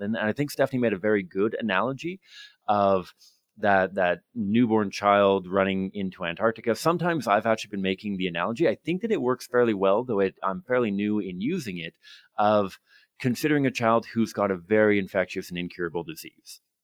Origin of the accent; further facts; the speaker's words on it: Victoria, British Columbia, Canada; I grew up in Victoria